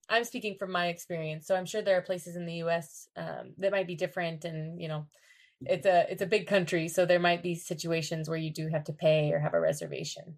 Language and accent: English; United States; I'm from the United States